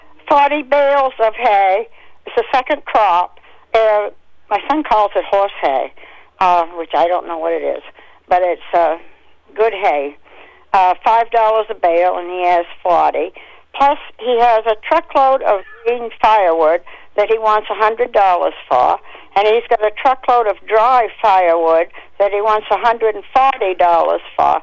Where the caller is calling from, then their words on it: South Paris, Maine, United States; I'm calling from South Paris.